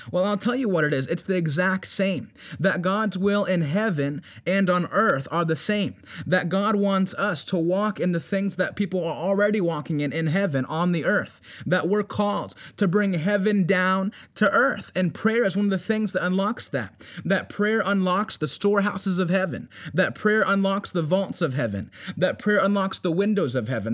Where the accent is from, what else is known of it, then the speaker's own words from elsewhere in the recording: Virginia Beach, Virginia, United States; we're fasting and we're praying here in Virginia Beach, and I know it's something that's not only taking place here in my hometown